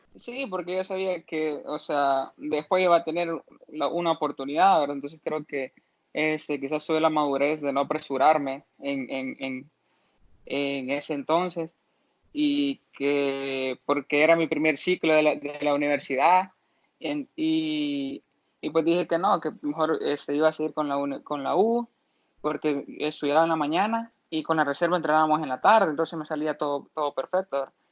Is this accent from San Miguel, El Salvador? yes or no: no; Santa Ana, El Salvador; yo soy aquí de Santa Ana